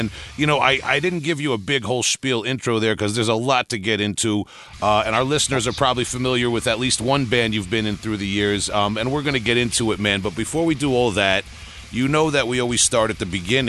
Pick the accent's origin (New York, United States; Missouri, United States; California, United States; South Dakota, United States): New York, United States; I'm from New York. I can't recognize anybody's accent.